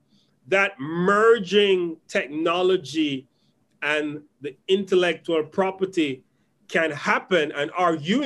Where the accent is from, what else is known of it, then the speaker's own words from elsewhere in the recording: Jamaica; I'm from Portland, and I can tell you it's one of the most beautiful places in Portland to be